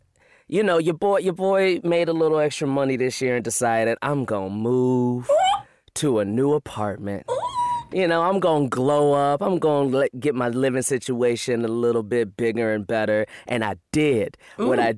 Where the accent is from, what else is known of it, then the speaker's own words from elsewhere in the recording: Chicago, Illinois, United States; now in Los Angeles, United States; I'm from Chicago, so you know, we got thick walls in Chicago.